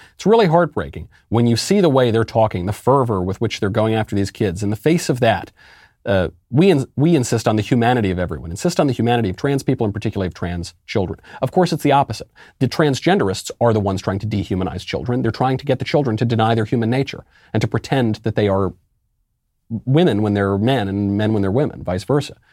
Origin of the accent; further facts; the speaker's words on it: New York, United States; where I grew up in New York